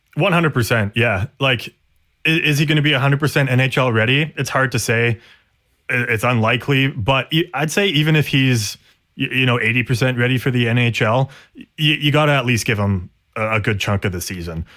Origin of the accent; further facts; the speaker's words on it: Canada; we're Canadian